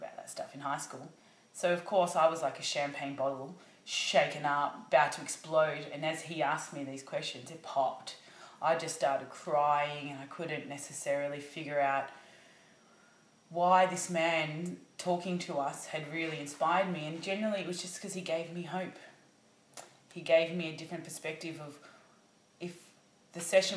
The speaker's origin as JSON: {"language": "English", "town": "Hallam", "region": "Victoria", "country": "Australia", "tie": "born or raised there", "said": "I grew up in Hallam, out 45 minutes out in the burbs of Melbourne"}